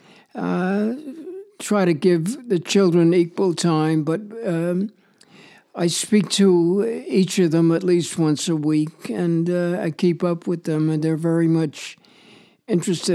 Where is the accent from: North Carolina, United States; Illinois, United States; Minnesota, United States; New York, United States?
New York, United States; moved away as an adult; now in St. Paul, United States; I was born on East 68th Street, and I grew up on East 97th Street, where I spent up to the time when I was 18